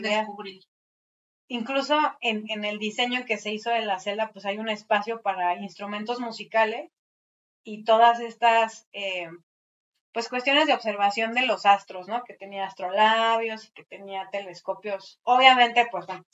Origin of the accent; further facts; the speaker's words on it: Mexico City, Mexico; estos edificios que nos dan identidad como chilangos